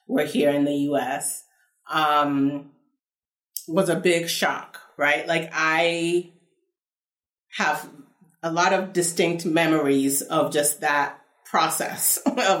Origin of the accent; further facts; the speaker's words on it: Nigeria; moved away; also born or lived in United States / Kentucky; my earliest memories are from after we moved to Nigeria